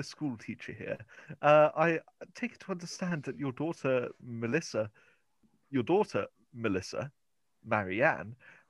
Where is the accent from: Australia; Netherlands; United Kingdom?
United Kingdom; England; I'm sorry. I'm English.